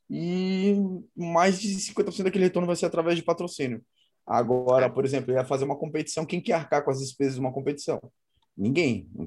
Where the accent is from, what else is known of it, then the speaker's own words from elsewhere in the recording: Brazil; é bastante lugar para competir pela competição brasileira, sou brasileiro.